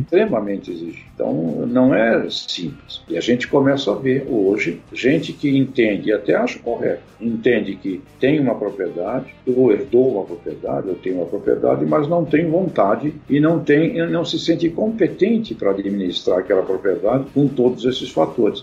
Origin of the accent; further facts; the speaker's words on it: Santos, São Paulo, Brazil; eu nasci em Santos, né, e tive uma, uma infância bastante complicada